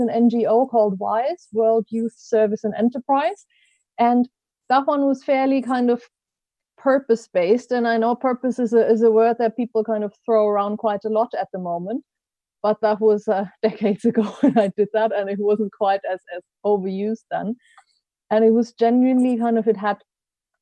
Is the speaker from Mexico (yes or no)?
no; Germany; English is a second language; moved away as an adult; also born or lived in Switzerland / Ecuador / Japan / United States; now in United Kingdom; I grew up in Germany, in case you're trying to place my best of accent.